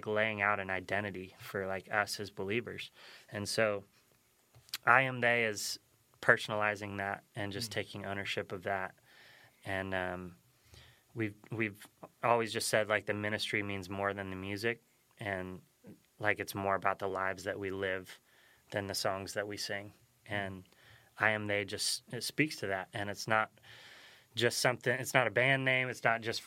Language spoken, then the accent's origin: English; Nevada, United States; we come from Nevada